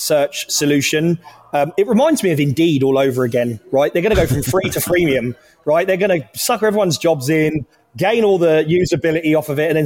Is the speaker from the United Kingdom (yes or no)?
yes; Luton, East of England, United Kingdom; now in Texas, United States; I come from Luton Town, North London, which is a highly diverse area